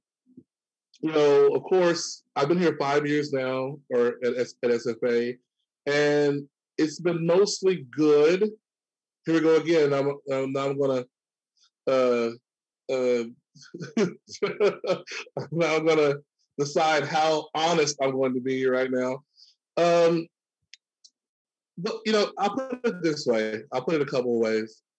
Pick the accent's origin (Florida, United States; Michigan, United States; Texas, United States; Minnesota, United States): Texas, United States; Hooks; moved away as an adult; also born or lived in Arkansas / Pennsylvania; I was born in Arkansas, raised in Texas.